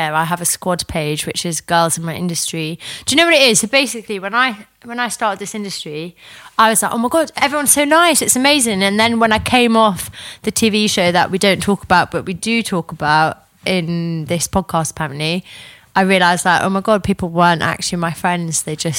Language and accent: English; North East England, United Kingdom; I'm a Geordie. I'm never going to fucking miss a flight.